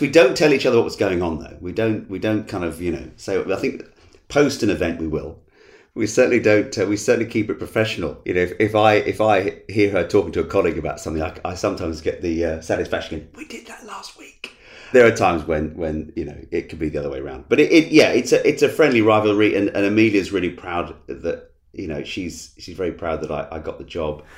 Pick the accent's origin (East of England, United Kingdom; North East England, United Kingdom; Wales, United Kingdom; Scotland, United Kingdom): East of England, United Kingdom; Essex; I was born in, in, in Essex and have lived here and worked here all my life